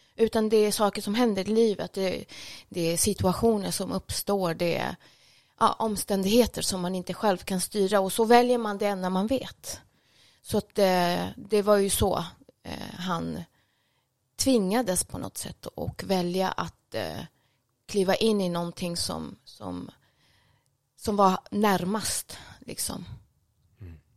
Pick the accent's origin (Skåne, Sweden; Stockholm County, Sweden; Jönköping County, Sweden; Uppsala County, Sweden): Stockholm County, Sweden; Stockholm; also born or lived in Jordbro; född och uppvuxen här i Stockholm